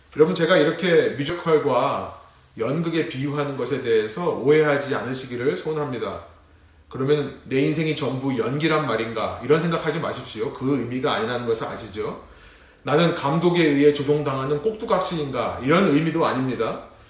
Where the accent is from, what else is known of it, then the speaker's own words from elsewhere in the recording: South Korea; now in United States; 우리 레분교회와 같이 한국인이지만 미국이라는 타지에 살고 있는